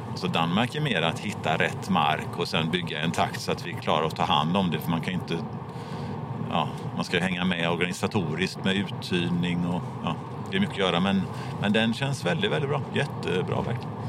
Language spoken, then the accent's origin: Swedish; Gothenburg, Västra Götaland, Sweden; jag är från Göteborg, som ni hör